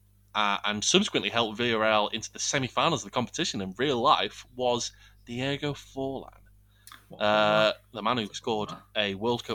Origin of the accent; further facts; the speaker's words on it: Huddersfield, Yorkshire and the Humber, United Kingdom; my hometown, Huddersfield